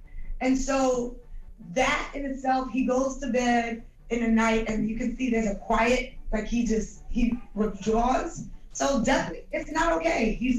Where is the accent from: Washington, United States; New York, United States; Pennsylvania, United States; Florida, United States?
New York, United States; Brooklyn; Listen, I'm from Brooklyn. I'm from Crown Heights.